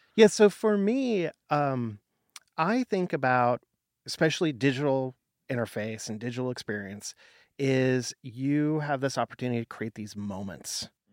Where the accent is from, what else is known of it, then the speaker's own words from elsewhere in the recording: Portland, United States; I worked in the film industry in Portland, my hometown